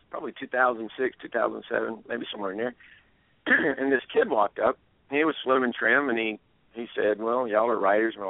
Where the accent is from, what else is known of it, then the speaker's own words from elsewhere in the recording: Atlanta, Georgia, United States; also born or lived in Germany; I was born in Germany, but I grew up around Atlanta